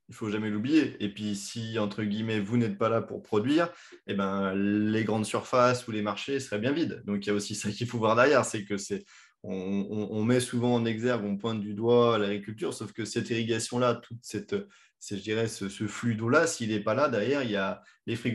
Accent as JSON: {"language": "French", "country": "France", "said": "chez nous en France"}